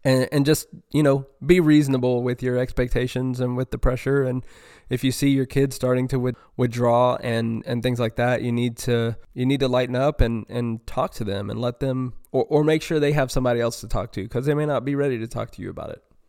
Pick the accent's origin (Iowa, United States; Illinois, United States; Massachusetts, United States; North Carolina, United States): North Carolina, United States; moved away as an adult; now in Houston area, United States; growing up in North Carolina